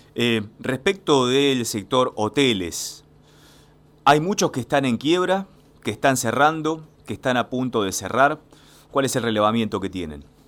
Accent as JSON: {"language": "Spanish", "town": "San Clemente del Tuyú", "region": "Buenos Aires Province", "country": "Argentina", "said": "yo soy de San Clemente del Tuyú"}